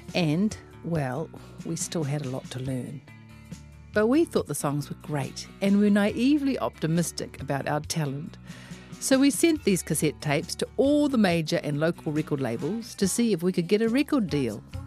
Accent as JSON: {"language": "English", "region": "Auckland", "country": "New Zealand", "said": "I am from West Auckland"}